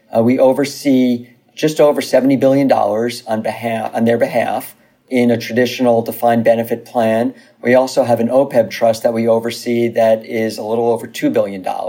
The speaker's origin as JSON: {"language": "English", "town": "New Rochelle", "region": "New York", "country": "United States", "tie": "born or raised there", "moved": "as an adult", "lives_now": "Los Angeles, United States", "said": "originally from uh, Westchester County, from New Rochelle, New York. Uh, went to New Rochelle High School"}